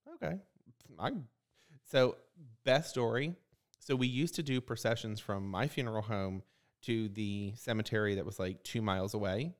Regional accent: Maryland, United States; now in Fort Myers, United States; I'm from Maryland. I say libraries

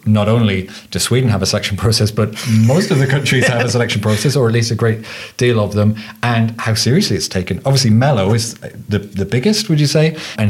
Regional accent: England, United Kingdom; as an English person

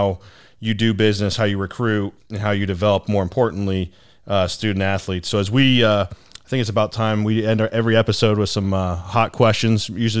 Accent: Granville, Ohio, United States; born or raised there; now in Cincinnati, United States

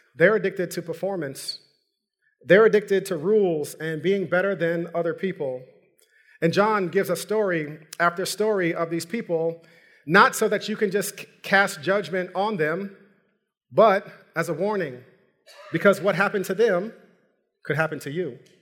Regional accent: New York, United States; I'm from New York

